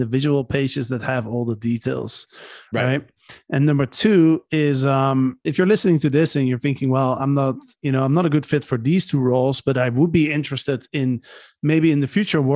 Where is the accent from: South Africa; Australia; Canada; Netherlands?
Netherlands; also born or lived in Barcelona, Spain; now in Panama; I'm from the Netherlands